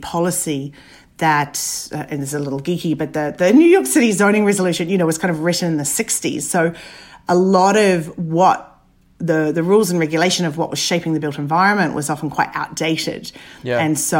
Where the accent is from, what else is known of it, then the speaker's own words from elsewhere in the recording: Papua New Guinea; also born or lived in Dunedin, New Zealand; born and brought up in Papua New Guinea and then Dunedin in New Zealand. I finished school and ended up kind of wavering between engineering and architecture.